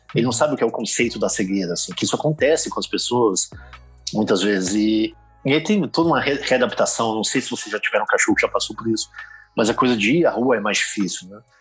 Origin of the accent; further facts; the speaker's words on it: Brazil; moved away; enquanto brasileiro